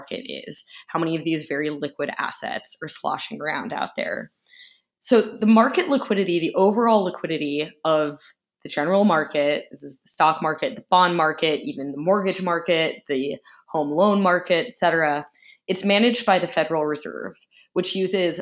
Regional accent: United States; I'm an American

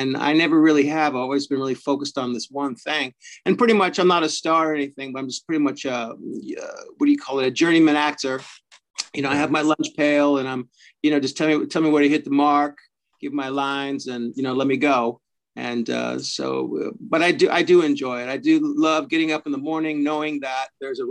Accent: Fresno, California, United States; moved away as an adult; also born or lived in San Francisco / New York / Los Angeles; now in Vancouver, Canada; I started out in Fresno, California. And that's my hometown

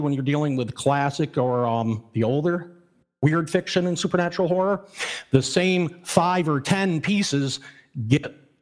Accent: Catskill Mountains, New York, United States; As a child, I grew up near the Catskill Mountains, where I still live

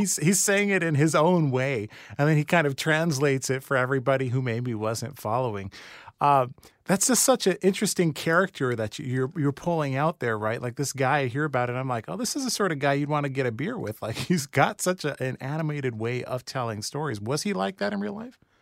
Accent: Rancho Cucamonga, California, United States; I grew up in Rancho Cucamonga

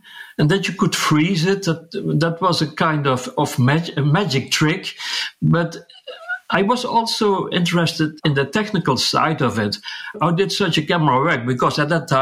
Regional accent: southern part of the Netherlands, southern Netherlands, Netherlands; I could start working at a large printing company here in my hometown

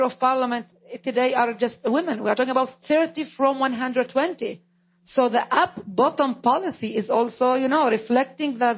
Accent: Israel; first language Arabic; English is a second language; I am an Israeli, but not a Jew. I am an Arab, but not a Muslim. I am a minority within the Arab minority. My mother tongue is Arabic.

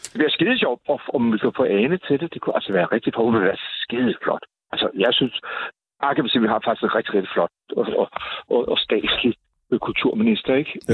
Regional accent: Southern Denmark, Denmark; Nej, det, sådan, er, sådan er vi fynboer, ikke, ikke helt.

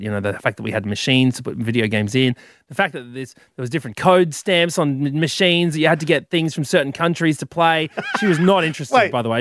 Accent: Queensland, Australia; Growing up in Queensland

